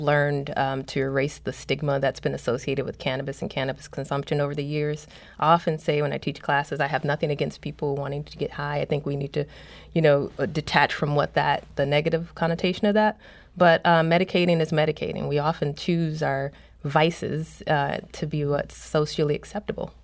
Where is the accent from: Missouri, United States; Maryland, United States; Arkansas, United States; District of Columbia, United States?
Missouri, United States; St. Louis; moved away as an adult; also born or lived in Toronto; I came to Saint Louis and I'm from Saint Louis. I came back to Saint Louis